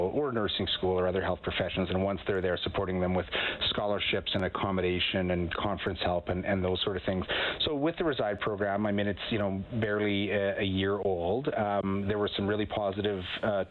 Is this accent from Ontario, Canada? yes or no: no; Winnipeg, Manitoba, Canada; moved away; I'm from Winnipeg, Manitoba originally